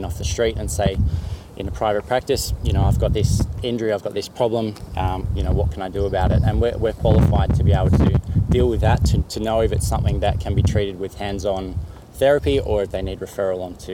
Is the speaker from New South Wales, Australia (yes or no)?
no; Mansfield, Victoria, Australia; also born or lived in Melbourne / Monaco; I grew up in Mansfield in northeast Victoria, and just a pretty typical country sort of upbringing